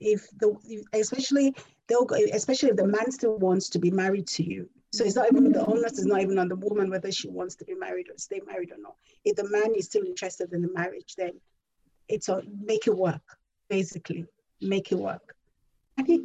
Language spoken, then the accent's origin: English; Nigeria; I'm Nigerian and that's the culture that I come from